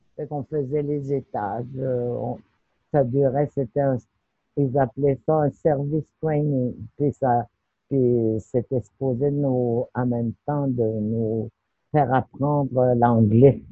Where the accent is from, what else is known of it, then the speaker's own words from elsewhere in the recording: Pessamit, Quebec, Canada; moved away; also born or lived in Natashquan; Oui, je suis née à Pessamit. Je suis originaire de Pessamit